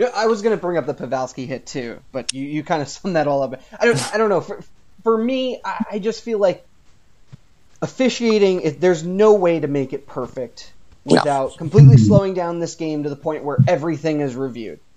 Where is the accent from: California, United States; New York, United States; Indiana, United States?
New York, United States; also born or lived in New England; now in Philadelphia, United States; I live in Philly. I'm from New York